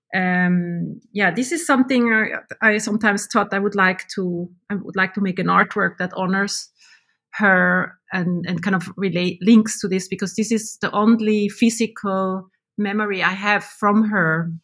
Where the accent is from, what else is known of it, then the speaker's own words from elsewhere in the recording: Switzerland; now in Finland; I was born in Switzerland